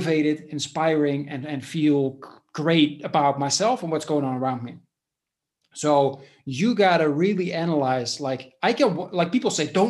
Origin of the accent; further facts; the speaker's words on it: Netherlands; moved away as an adult; now in Spain; I was born in the Netherlands 10 years ago or a little bit more. I moved to Spain and I live here now.